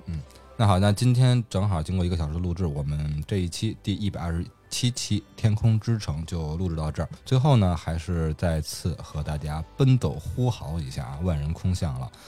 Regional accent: Beijing, China; 在我老家，在我小的时候

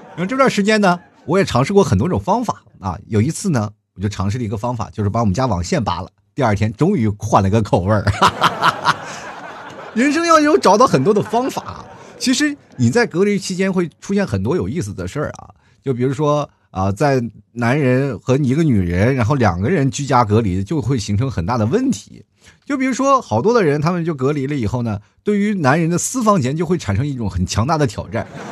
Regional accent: China; 作为一个中国人

